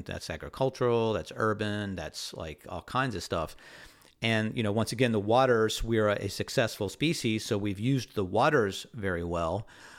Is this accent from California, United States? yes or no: yes; California, United States; growing up in the Bay, we had a big rockfish moratorium in the 80s